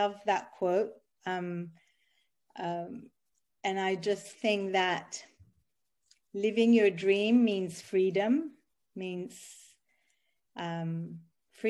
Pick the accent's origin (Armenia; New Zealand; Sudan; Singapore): Sudan; moved away; also born or lived in Ethiopia / Italy; I am Italian. I was born in Ethiopia, and I grew up in Sudan.